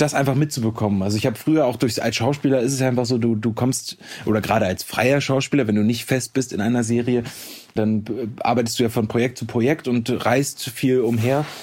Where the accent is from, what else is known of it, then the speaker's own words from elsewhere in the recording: Hamburg, Germany; moved away; also born or lived in Potsdam; ich komme ja quasi aus Hamburg, ähm, habe da auch nach wie vor immer noch ein, ein Stück weit mein Zuhause